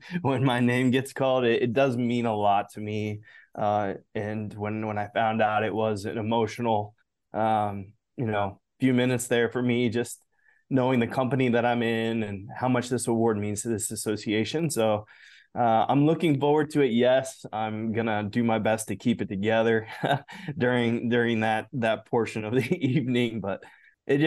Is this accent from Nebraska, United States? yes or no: yes; Nebraska, United States; having been born and raised in Nebraska